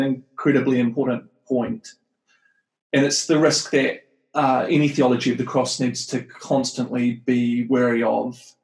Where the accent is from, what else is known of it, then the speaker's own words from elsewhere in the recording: New Zealand; moved away as an adult; also born or lived in Wellington, New Zealand / United States; I'm from Aotearoa, New Zealand. Um, I grew up and lived in New Zealand for a long time